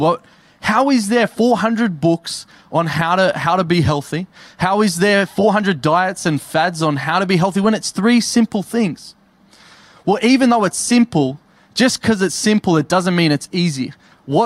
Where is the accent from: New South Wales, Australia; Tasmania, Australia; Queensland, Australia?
New South Wales, Australia; Campbelltown; now in Tamworth, Australia; I'm from Campbelltown